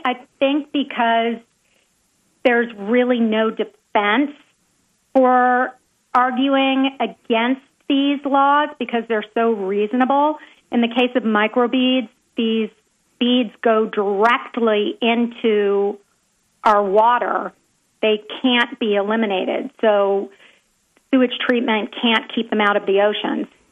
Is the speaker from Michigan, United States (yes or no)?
no; Nashville, Tennessee, United States; also born or lived in Pacific Palisades, California; I split my time between Nashville, my hometown, and Pacific Palisades, California, for the past 30 years